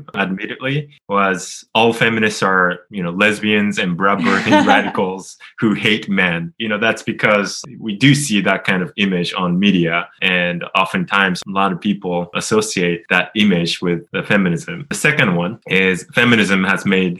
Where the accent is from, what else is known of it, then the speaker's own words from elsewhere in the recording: Japan; I changed my name in Japan, which is my home country